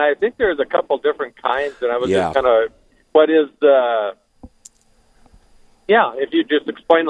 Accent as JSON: {"language": "English", "town": "Williston", "region": "North Dakota", "country": "United States", "moved": "yes", "said": "I am traveling today, but I'm originally from Williston."}